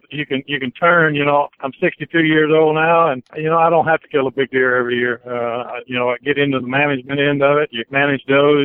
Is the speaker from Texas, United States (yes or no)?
yes; Rio Grande Valley, deep South Texas, United States; The Rio Grande Valley where I grew up is tropical